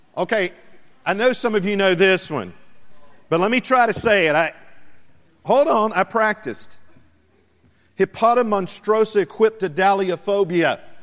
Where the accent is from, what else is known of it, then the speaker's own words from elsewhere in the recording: South Carolina, United States; my home state of South Carolina